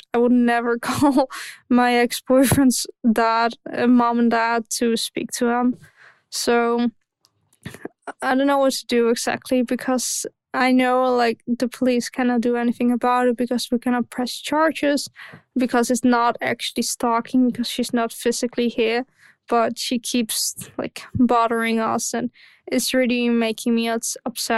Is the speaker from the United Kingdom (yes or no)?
no; Netherlands; English is a second language; sorry for my accent. I'm Dutch.